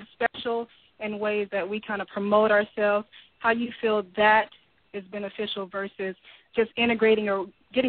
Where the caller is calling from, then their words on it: Florida, United States; I'm calling from Florida.